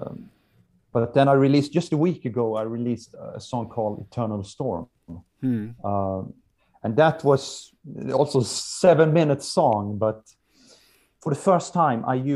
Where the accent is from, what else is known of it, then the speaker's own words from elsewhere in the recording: Halmstad, Halland County, Sweden; English is a second language; here in Halmstad, my hometown